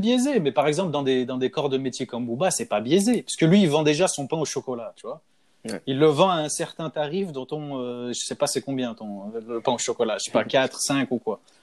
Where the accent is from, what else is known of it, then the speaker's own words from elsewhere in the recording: Lyon, Auvergne-Rhône-Alpes, France; now in Canada; je descendais de chez moi à Lyon